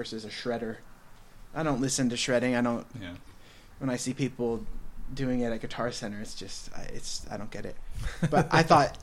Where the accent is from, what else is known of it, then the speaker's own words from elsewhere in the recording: Camarillo, California, United States; I'm from Camry originally